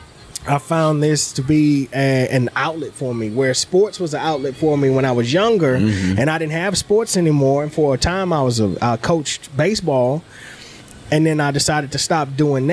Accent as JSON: {"language": "English", "town": "Beaumont", "region": "Texas", "country": "United States", "tie": "born or raised there", "said": "I grew up in Beaumont was outside the city limits. So it was country"}